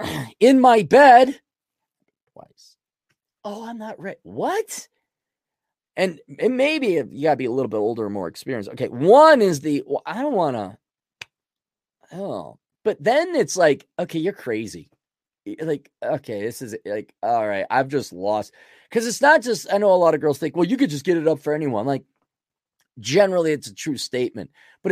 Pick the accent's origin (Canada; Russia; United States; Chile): Russia; I was laughing because I grew up in Russia.